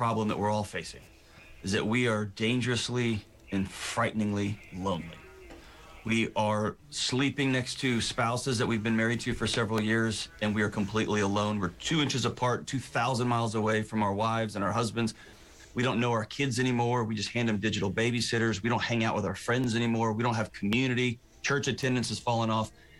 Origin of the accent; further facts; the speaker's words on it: Texas, United States; I'm from Texas